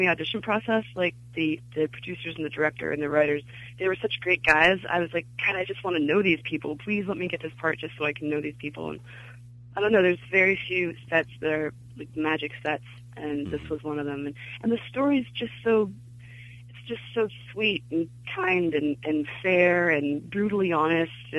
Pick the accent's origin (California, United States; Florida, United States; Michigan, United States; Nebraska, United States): California, United States; Glendale; moved away as an adult; also born or lived in Chicago; I grew up in Glendale in California